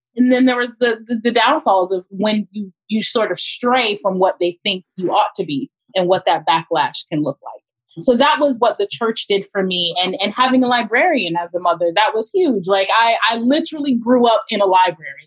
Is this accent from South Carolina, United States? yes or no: no; Pompano Beach, Florida, United States; moved away as an adult; also born or lived in Miami, Florida / Orlando, Florida; now in Oakland, United States; I was born and raised in South Florida, uh, specifically Pompano Beach, as well as Miami